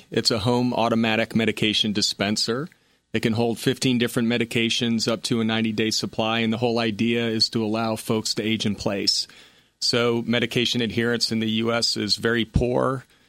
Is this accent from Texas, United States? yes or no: no; Connecticut, United States; born there; also born or lived in Rhode Island / Louisiana / Seattle; Well, military brat. Father was in the Coast Guard, graduated from Coast Guard Academy, born in Connecticut, lived in Rhode Island, Louisiana, Seattle, back to Connecticut.